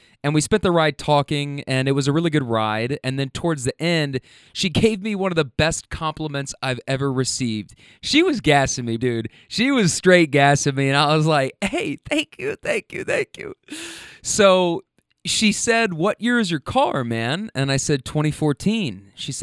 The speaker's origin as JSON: {"language": "English", "region": "Kentucky", "country": "United States", "also_born_or_lived": "California", "moved": "yes", "said": "I'm from Kentucky"}